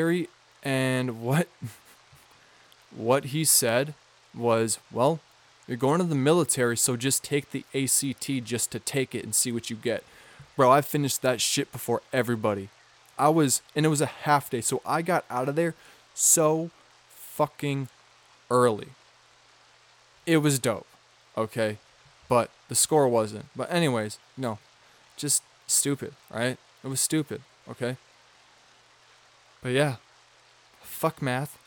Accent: Midwest, United States; I'm from the Midwest

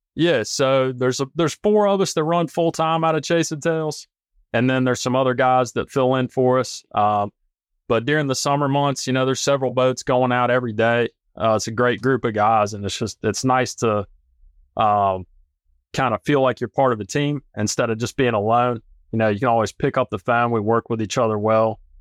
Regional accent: North Carolina, United States; also born or lived in Colorado; I'm from North Carolina originally

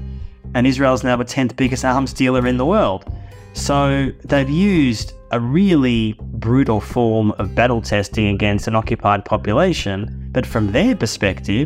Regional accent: Australia; I grew up in Australia in the 1970s

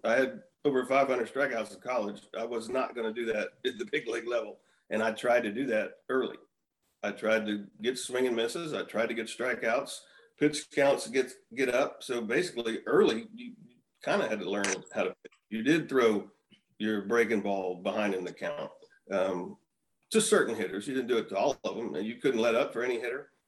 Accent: Houston, Texas, United States; also born or lived in Arizona; I grew up in Houston. I grew up 15 minutes from the Astrodome

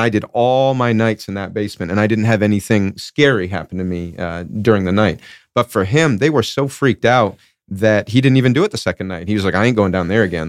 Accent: Rhode Island, United States; I grew up in Rhode Island

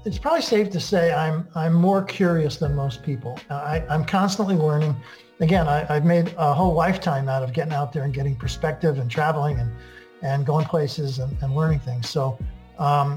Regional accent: Connecticut, United States; also born or lived in Brooklyn, New York / Italy (ancestry); I was born in Brooklyn and we moved ultimately to Connecticut

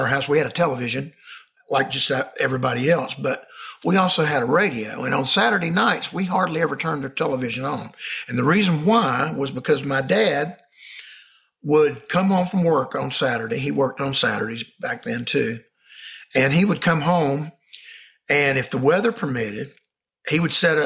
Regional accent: Marietta, Georgia, United States; I was born and raised in Marietta, Georgia, where I still live

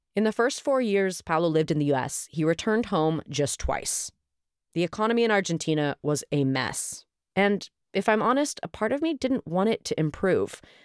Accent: Oakland, California, United States; my hometown of Oakland, California

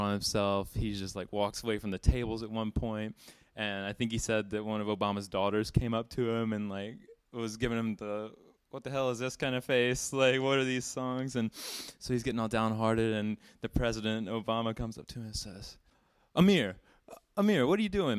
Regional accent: Alabama, United States; a native Alabamian

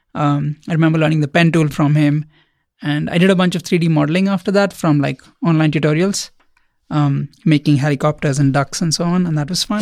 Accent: India; moved away as an adult; now in United States; I grew up in India.

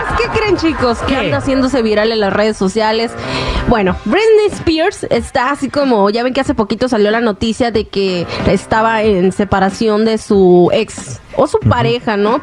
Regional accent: Mexico; now in Los Angeles, United States; yo que me viví, me crié y todo en México

